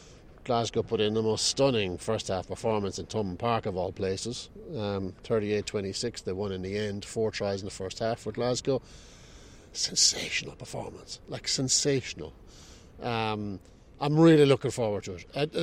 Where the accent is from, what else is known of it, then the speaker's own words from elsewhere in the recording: Limerick, Munster, Ireland; No, I'm not from Ireland. I'm from Limerick.